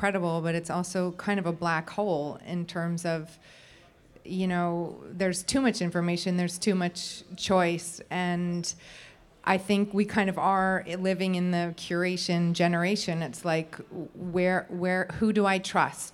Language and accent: English; New York City, New York, United States; moved away as an adult; also born or lived in Los Angeles; now in London, United Kingdom; I lived there till I was 11, and then I moved to New York City and lived here until basically I moved to London, where I've lived for the past 10